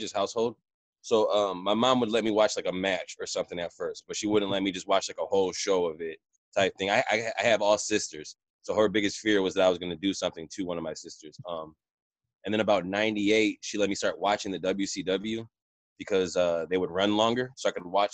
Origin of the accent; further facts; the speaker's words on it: Port Huron, Michigan, United States; also born or lived in Chicago, Illinois; I was born in Chicago, but raised in Port Huron, which is, they do the whole hand thing when they talk about Port Huron, or Michigan